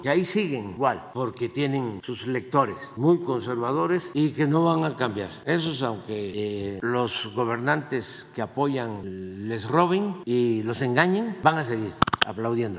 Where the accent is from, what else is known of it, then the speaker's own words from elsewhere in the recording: Mexico; somos fraternos los mexicanos